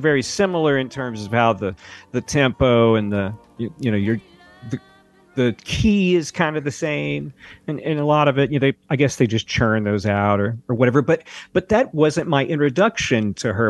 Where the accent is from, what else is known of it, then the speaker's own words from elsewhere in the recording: Tennessee, United States; I'm from Tennessee